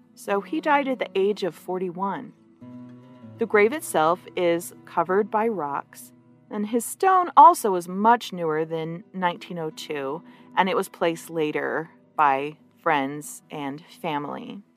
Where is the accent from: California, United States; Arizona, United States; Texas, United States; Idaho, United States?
Arizona, United States; Gila Valley; where I grew up there in the Gila Valley in Arizona